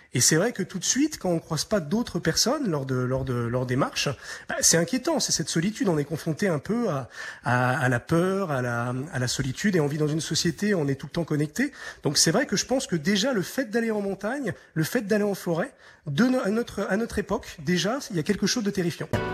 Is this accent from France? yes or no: yes; France; now in Romania; en tant que Français